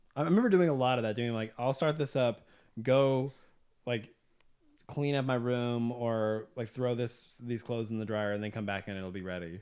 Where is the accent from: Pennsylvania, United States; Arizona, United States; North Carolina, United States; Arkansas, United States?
Arkansas, United States; Southwest; now in Nashville, United States; growing up in Southwest Arkansas